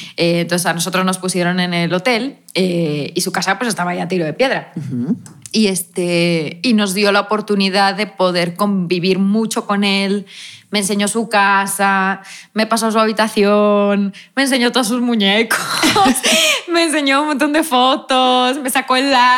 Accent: Spain; soy española

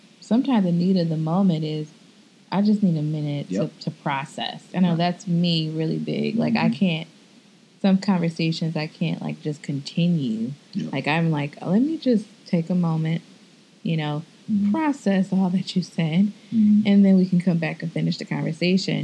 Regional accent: Midwest, United States; now in Texas, United States; I grew up in the snow. I'm from the Midwest

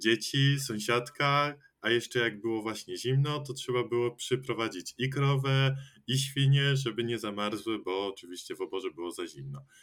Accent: Poland; ja też pochodzę ze wsi i cały czas tam żyjąc

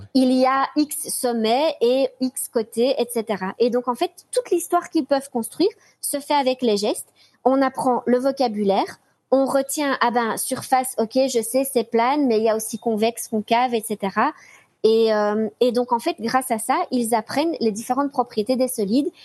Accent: Belgium; je suis belge

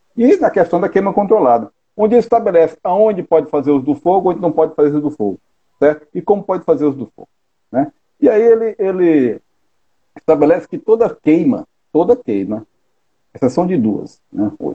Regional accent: Fortaleza, Ceará, Brazil; also born or lived in Paraíba; sou natural de Fortaleza

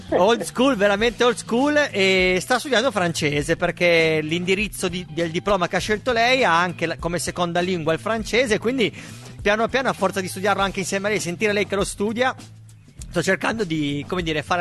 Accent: Apulia, Italy; accent: Apulian; l'ho provato a, a, dire io con la mia pronuncia molto pugliese.

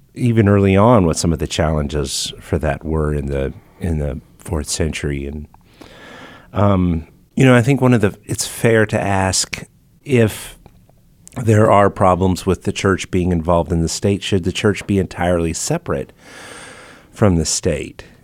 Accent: United States; I didn't have a say on whether I'm an American or not

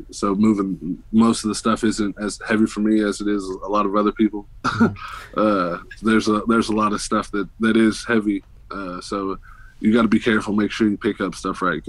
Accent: Oklahoma, United States; moved away; I'm originally from Oklahoma

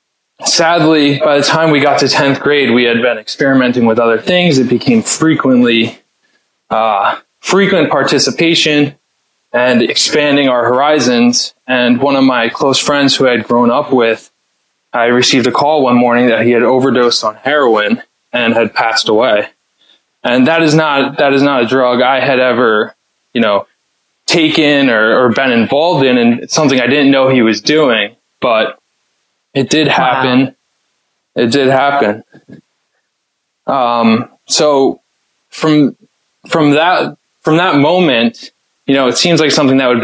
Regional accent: Stony Brook, New York, United States; also born or lived in Clemson, South Carolina; I was raised out in Long Island in a small town called Stony Brook.

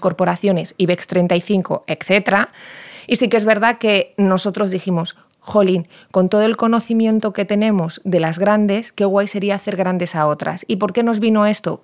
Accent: Valladolid, Castile and León, Spain; yo vengo de Valladolid

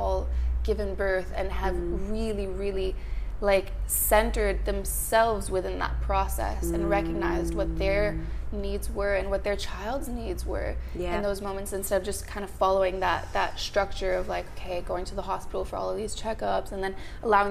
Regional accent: Montreal, Quebec, Canada; now in Australia; I'm actually from Montreal

